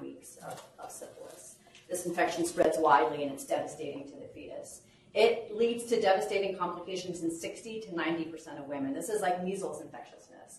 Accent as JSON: {"language": "English", "town": "Bennington", "region": "Vermont", "country": "United States", "tie": "born or raised there", "moved": "yes", "lives_now": "Birmingham, United States", "said": "my hometown of Bennington"}